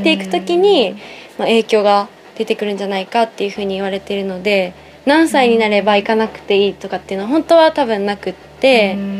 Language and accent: Japanese; Nagano, Japan; moved away as an adult; also born or lived in Aichi Prefecture; now in Aichi, Japan; 私はあの長野県出身なんですが、うん、この美浜町にある日本福祉大学に何年前5年前入学して、うん、それから愛知県に住んでいて